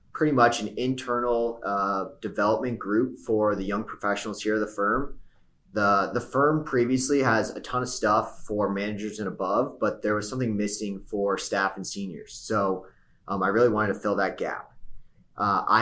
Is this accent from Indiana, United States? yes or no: yes; Indianapolis, Indiana, United States; moved away as an adult; also born or lived in upstate New York / Plano, Texas; now in Texas, United States; And then after that, I moved to Indianapolis. My family's still there. And I'd lived there